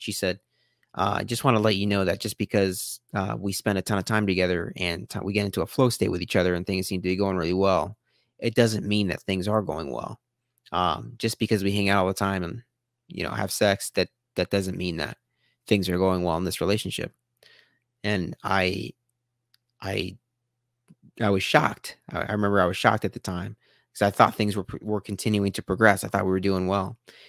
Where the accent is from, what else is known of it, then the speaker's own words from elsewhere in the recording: Omaha, Nebraska, United States; also born or lived in Los Angeles, United States / San Diego, United States; I had the exact same feeling that I had when I moved out from Omaha to LA and then LA to San Diego. Again, the universe was telling me, now is the time. You got to get back to Omaha.